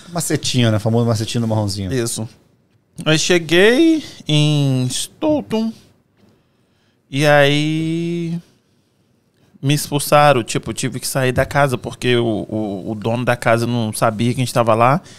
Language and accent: Portuguese; Cachoeiro de Itapemirim, Espírito Santo, Brazil; now in Fall River, United States; Ah, eu sou nascido e criado em Cachoeira Itapemirim, no Espírito Santo. Tenho 39 anos.